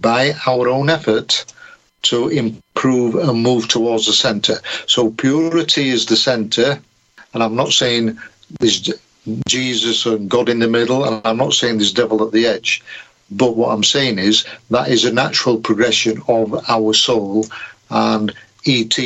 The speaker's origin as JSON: {"language": "English", "region": "Yorkshire and the Humber", "country": "United Kingdom", "said": "being a Yorkshireman"}